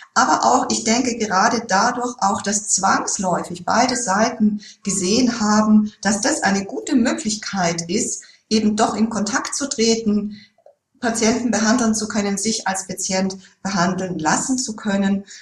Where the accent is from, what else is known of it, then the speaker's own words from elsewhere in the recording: Germany; bei uns in Deutschland